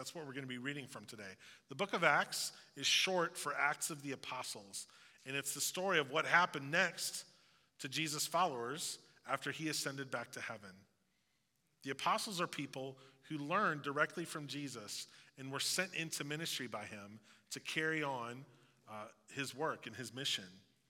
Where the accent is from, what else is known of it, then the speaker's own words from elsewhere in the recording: Southeast Missouri, United States; Like when I tell people that I'm from Southeast Missouri